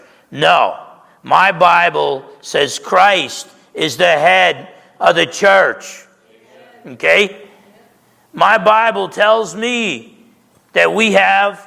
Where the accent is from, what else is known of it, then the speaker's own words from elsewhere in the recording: New Jersey, United States; I grew up in New Jersey